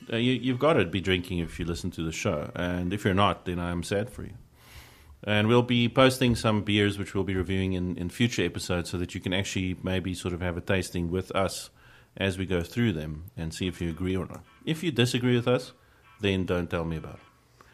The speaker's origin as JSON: {"language": "English", "country": "South Africa", "said": "being a South African beer fan"}